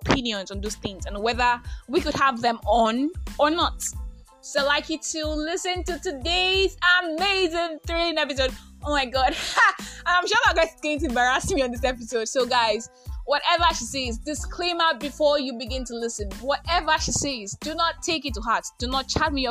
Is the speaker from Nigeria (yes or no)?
yes; Nigeria; I am that Nigerian Christian talkaholic